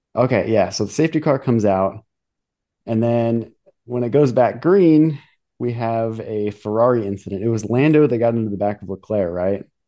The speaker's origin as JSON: {"language": "English", "country": "United States", "said": "I'm American"}